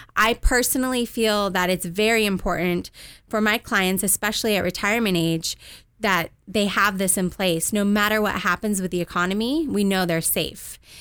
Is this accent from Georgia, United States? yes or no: no; Southern California, United States; also born or lived in Washington, D.C.; I moved out to Southern California when I was two years old with my parents